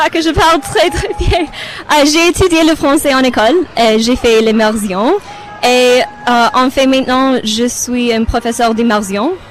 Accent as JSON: {"language": "French", "country": "Romania", "second_language": "French", "moved": "yes", "lives_now": "Canada", "said": "Je suis euh, du Roumanie d'origine, mais j'habite au Canada depuis 25, ah, 26, ans peut-être."}